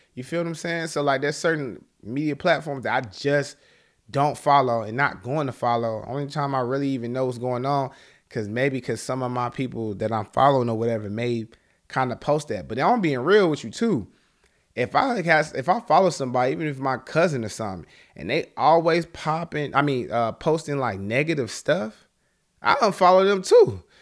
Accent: Charlotte, North Carolina, United States; I'm from Charlotte, North Carolina

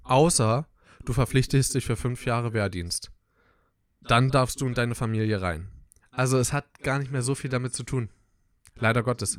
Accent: Southern Brandenburg, Germany; wir kommen aus Südbrandenburg

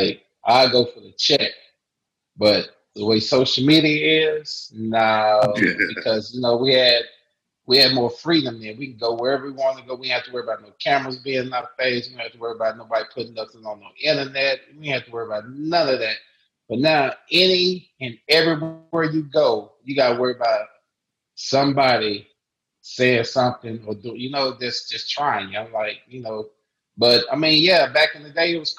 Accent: Fort Worth, Texas, United States; I'm from DFW. I'm from Fort Worth

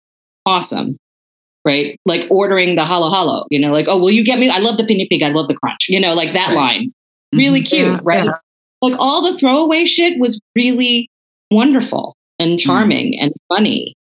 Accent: Philippines; It was just part of being Filipino, you know?

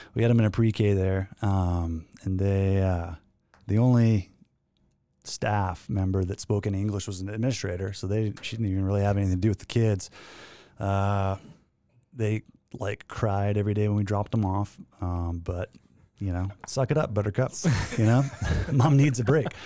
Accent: Maymont, Saskatchewan, Canada; moved away; I grew up in, uh, the thriving metropolis of Maymont, Saskatchewan, which is, uh, about a hundred and fifty people.

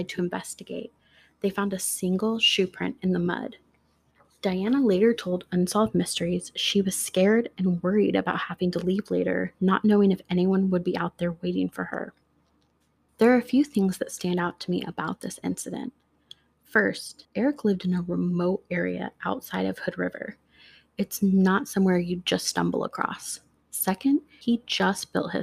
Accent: Oregon, United States; my home state of Oregon

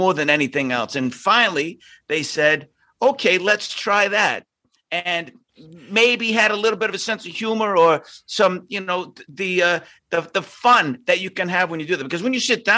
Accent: Boston, Massachusetts, United States; I am a kid from Southie and I'm Irish

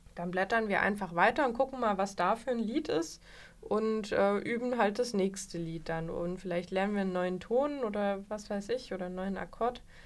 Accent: Vogtland, Saxony, Germany; moved away; ich bin aus dem Vogtland

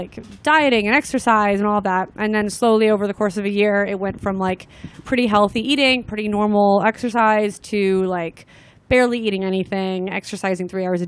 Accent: Los Angeles, California, United States; I grew up

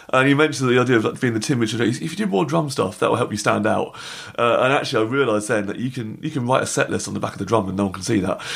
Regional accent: England, United Kingdom; we're English

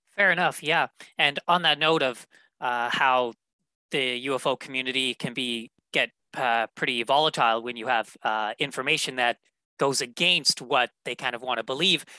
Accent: Winnipeg, Manitoba, Canada; my hometown of Winnipeg, Manitoba

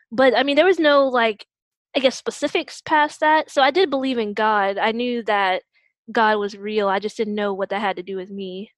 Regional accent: Newport News, Virginia, United States; moved away as an adult; now in Virginia Beach, United States; I currently reside in Virginia Beach, Virginia, but I'm originally from Newport News, Virginia

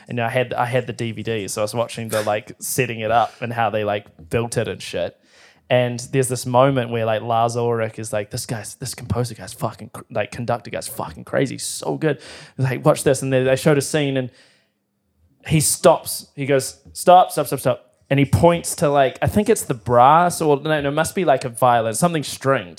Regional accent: New Zealand

